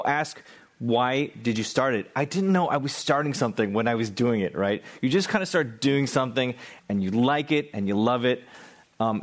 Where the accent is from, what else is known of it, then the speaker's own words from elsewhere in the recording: Sunnyvale, California, United States; moved away; I grew up in the Bay Area, and I started Angry Asian Man while I was here after college back home in Sunnyvale.